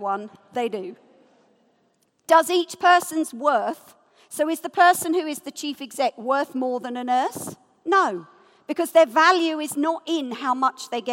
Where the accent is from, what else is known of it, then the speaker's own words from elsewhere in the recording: United Kingdom; I'm British as well